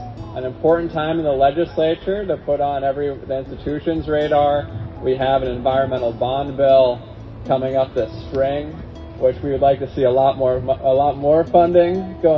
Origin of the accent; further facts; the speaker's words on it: Woods Hole, Massachusetts, United States; I live here. It's always fun doing things in my hometown. I mean, it's always a little weird too, because I like spent my entire life here, literally here, the houseboat, the blue one behind me I grew up on, and I live right up the street.